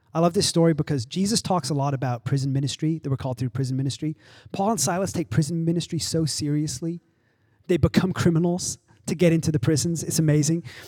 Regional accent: England, United Kingdom; also born or lived in Arizona / Oklahoma; now in Los Angeles, United States; I grew up in England, I've lived in Arizona and Oklahoma, and I've lived here

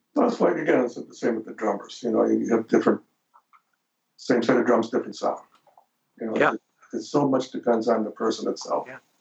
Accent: Detroit, Michigan, United States; now in Los Angeles, United States; I'm Italian from Detroit

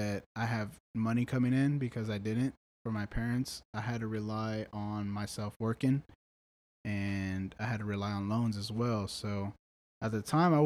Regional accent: Brownsville, Texas, United States; moved away as an adult; also born or lived in Austin, Texas / San Marcos, Texas; my hometown, Brownsville

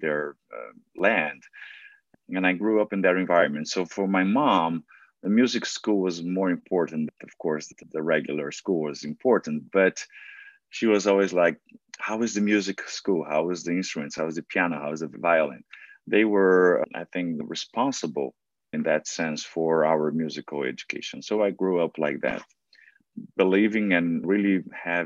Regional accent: São Paulo, Brazil; first language Portuguese; English is a second language; moved away as an adult; now in New York, United States; I was born in a very little town in Brazil, in Sao Paulo

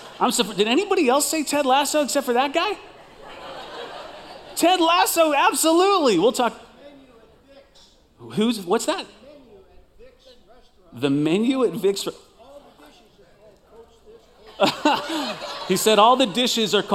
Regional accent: Chicago, Illinois, United States; I'm from the Chicagoland area.

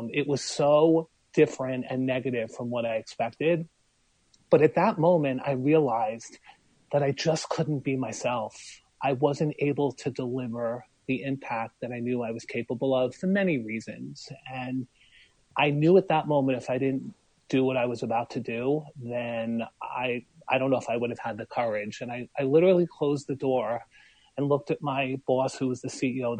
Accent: New York City, New York, United States; moved away; also born or lived in Long Branch, New Jersey; I'm from Brooklyn. Well, my mom's from Canada. My dad's from Brooklyn. And you can take the boy out of Brooklyn

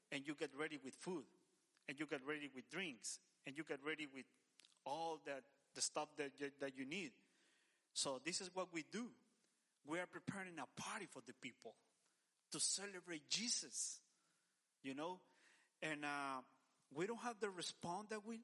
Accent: El Salvador; moved away; I'm from El Salvador

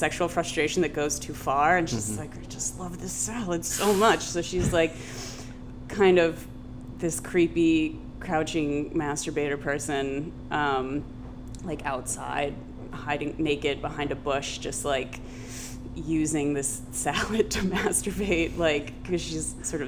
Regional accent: Columbus, Ohio, United States; now in New York, United States; growing up in Columbus, Ohio

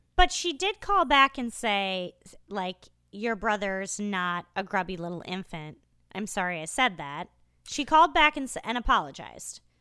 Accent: Iowa, United States; moved away; I hail originally from Iowa

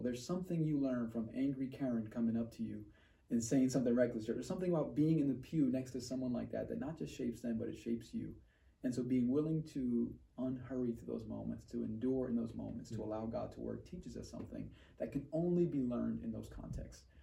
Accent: New York, United States; moved away as an adult; I'm originally from New York, eight and a half million people.

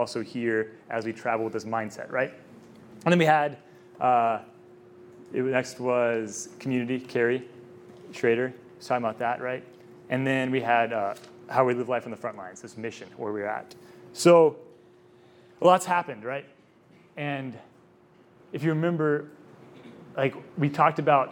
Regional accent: Texas, United States; I'm from Texas

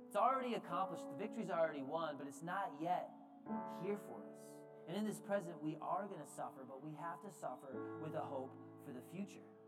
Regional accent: United States; we as the American church

